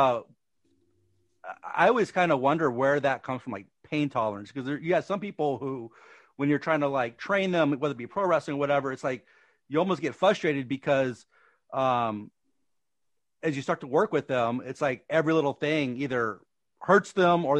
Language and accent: English; New Orleans, Louisiana, United States; now in California, United States; I'm from Louisiana, the New Orleans area.